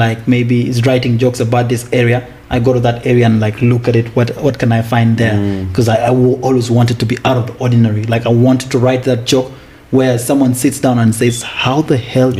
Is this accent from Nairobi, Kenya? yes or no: no; Kakuma, Turkana County, Kenya; also born or lived in Uganda; now in South Sudan; I was actually born in Kenya, bro. I was born here. I was born in Kakuma. Refugee camp.